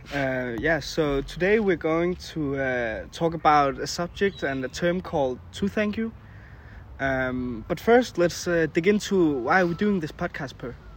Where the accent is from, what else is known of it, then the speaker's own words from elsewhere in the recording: Denmark; English is a second language; we're from Denmark